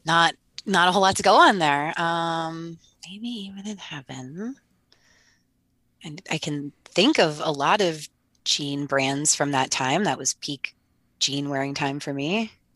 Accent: Rhode Island, United States; I'm from Rhode Island

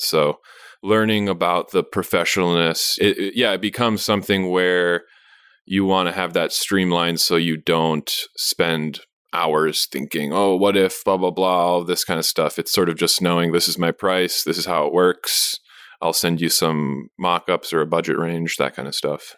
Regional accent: Madison, Wisconsin, United States; also born or lived in San Francisco, California / Minnesota / New York City; I'm from Madison, but I went to school in Mini-, Minnesota, and I was sort of from the West Side

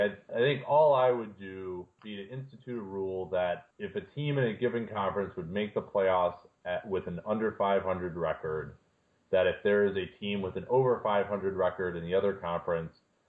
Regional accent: Chicago, Illinois, United States; as a Chicagoan, that's sort of the legend that I grew up

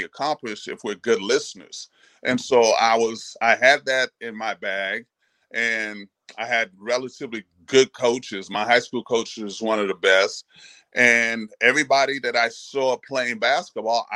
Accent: New York City, New York, United States; also born or lived in Haiti; I grew up across the street from Rucker Park

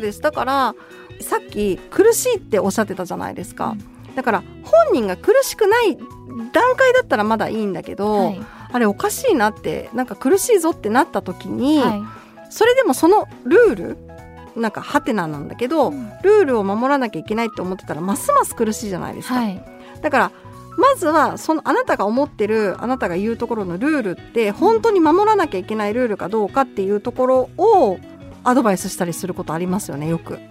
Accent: Kyoto, Japan; 私も京都出身なんで

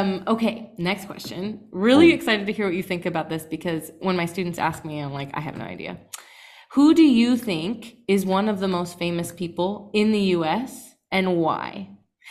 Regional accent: Iowa, United States; technically, I'm from Iowa.

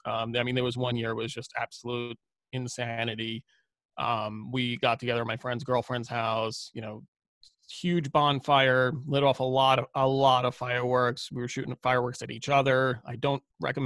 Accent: New York City, New York, United States; growing up, I grew up in Brooklyn

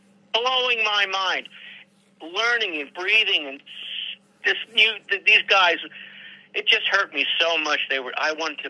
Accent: New York, United States; Oh, yeah, I'm from New York, yeah.

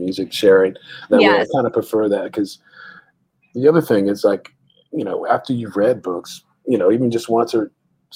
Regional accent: San Antonio, Texas, United States; also born or lived in Austin, Texas / Germany; I grew up, I was born in San Antonio, and that came up. That's a big part of my upbringing as well. I moved to Austin later

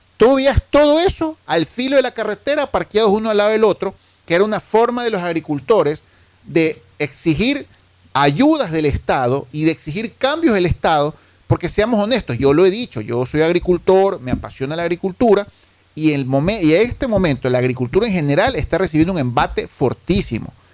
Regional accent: Guayaquil, Guayas, Ecuador; como guayaquileño

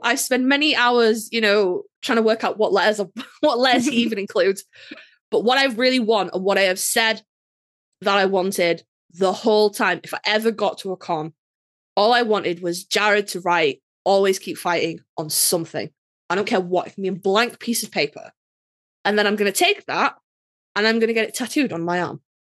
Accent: United Kingdom

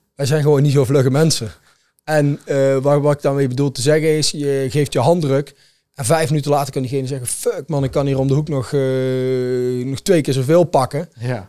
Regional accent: Netherlands; als Nederlander, in ieder geval werkzaam in de evenementenbranche

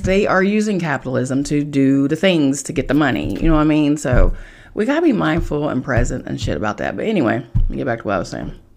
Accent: Charleston, West Virginia, United States; moved away; I am from Charleston, West Virginia

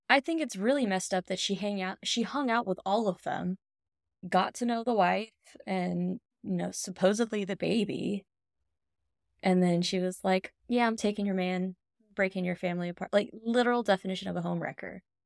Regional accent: the South, United States; we grew up in the South, where men had a lot of power and control

